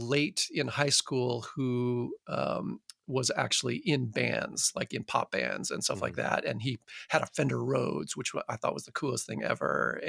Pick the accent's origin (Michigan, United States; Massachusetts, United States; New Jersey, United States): Michigan, United States; Midland; born there; So I was born in Midland, Michigan, which is a town in Michigan that was put there by Dow Chemical Company, basically.